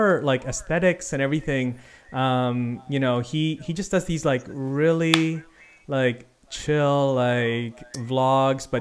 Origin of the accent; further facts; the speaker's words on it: Philippines; as a Filipino